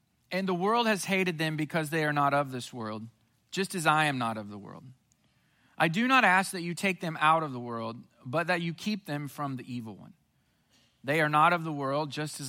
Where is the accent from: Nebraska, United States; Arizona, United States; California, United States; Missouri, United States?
Missouri, United States; Southwest; When I was growing up in Southwest Missouri as a teenager